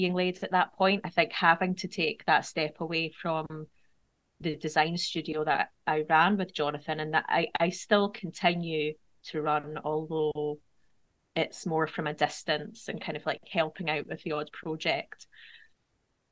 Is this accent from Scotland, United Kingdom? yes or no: yes; Edinburgh, Scotland, United Kingdom; moved away as an adult; now in Scottish Borders, United Kingdom; I've also recently moved from my hometown of Edinburgh to the Scottish borders